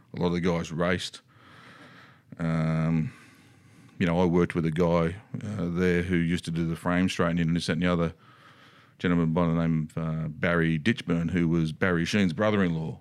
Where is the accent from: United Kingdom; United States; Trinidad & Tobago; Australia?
Australia; decided to stay, had their family and stayed in Australia